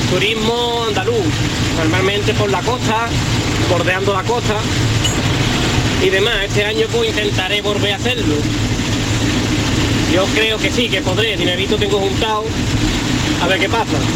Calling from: France; Spanish is a second language; Hola familia … de Francia.

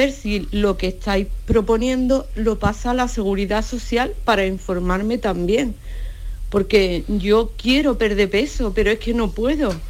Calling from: Seville, Andalusia, Spain; Buenas tardes, soy … de Sevilla.

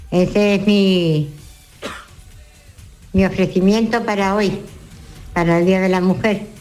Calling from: Rincón de la Victoria, Andalusia, Spain; de Torre de galbón Rincón de la Victoria.

